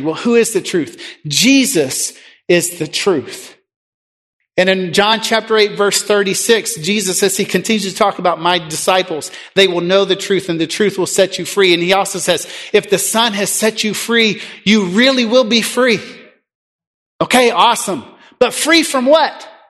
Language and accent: English; United States; also born or lived in Mexico